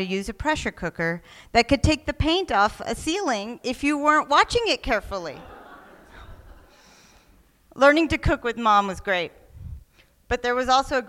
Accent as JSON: {"language": "English", "region": "Oklahoma", "country": "United States", "tie": "born or raised there", "said": "I was born ambiguously brown in the Great Plains of Oklahoma"}